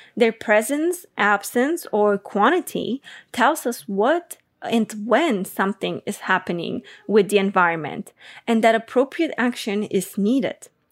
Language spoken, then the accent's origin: English; Bulgaria; I'm from Bulgaria